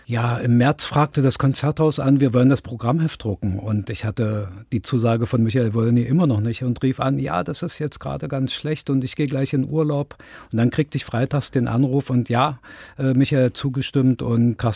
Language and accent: German; Dresden, Saxony, Germany; born there; now in Wernigerode, Germany; In Dresden.